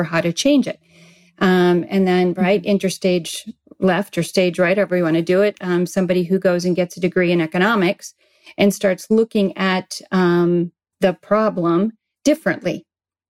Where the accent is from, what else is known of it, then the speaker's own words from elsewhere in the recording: Midwest, United States; moved away as an adult; also born or lived in Arizona; now in San Diego, United States; I was raised in the Midwest on a farm